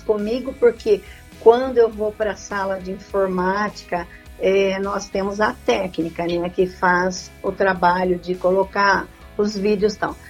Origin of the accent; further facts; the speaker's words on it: Lençóis Paulista, São Paulo, Brazil; Eu sou de Lençóis Paulista.